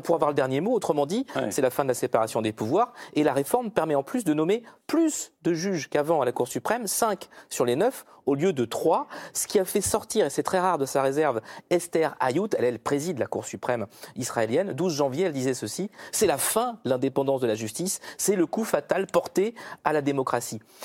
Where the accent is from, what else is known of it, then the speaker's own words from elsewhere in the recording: France; chez nous en France